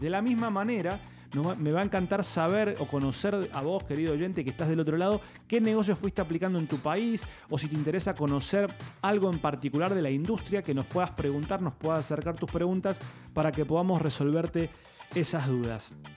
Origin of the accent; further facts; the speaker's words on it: Argentina; yo soy argentino, cuando yo era chico